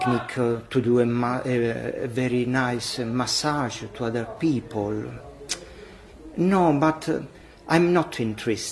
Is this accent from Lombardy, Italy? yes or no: yes; Milan, Lombardy, Italy; I am from Milano in Italy